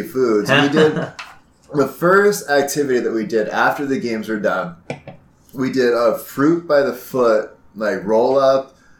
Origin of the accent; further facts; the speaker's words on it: Napa Valley, Northern California, United States; now in South Korea; I'm from Northern California, I'm from Napa Valley